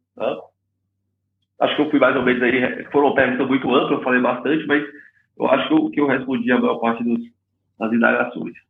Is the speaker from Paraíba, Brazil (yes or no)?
no; Fortaleza, Ceará, Brazil; moved away as an adult; also born or lived in United States; Eu sou originalmente aqui do, do, de Fortaleza, do Ceará